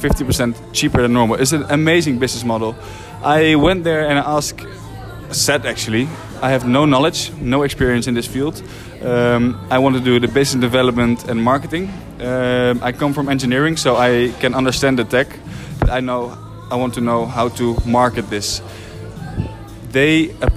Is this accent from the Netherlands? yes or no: yes; Netherlands; moved away as an adult; also born or lived in Rotterdam; now in Spain; I'm from Holland